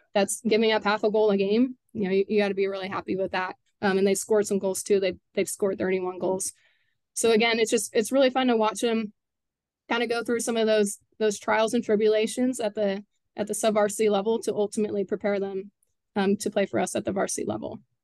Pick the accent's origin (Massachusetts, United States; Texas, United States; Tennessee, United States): Texas, United States; Katy; I actually graduated high school from Cinca Ranch